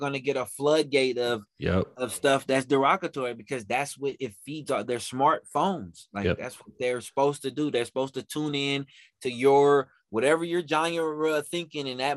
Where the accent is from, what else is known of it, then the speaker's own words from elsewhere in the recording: Oakland, California, United States; I'm from Oakland, California